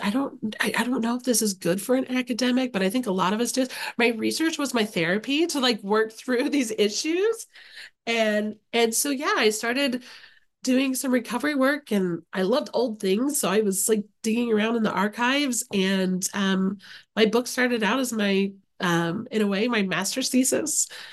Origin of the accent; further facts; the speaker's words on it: Okarche, Oklahoma, United States; moved away as an adult; now in Oxford, Ohio, United States; I grew up in a very small town in Oklahoma. So shout out to Okarche, Oklahoma, which is central Oklahoma